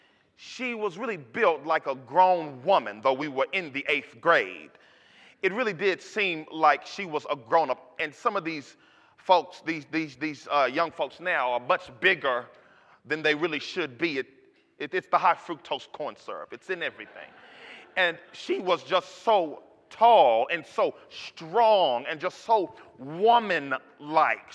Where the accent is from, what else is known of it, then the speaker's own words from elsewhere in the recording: Dallas, Texas, United States; I'm from Oak Cliff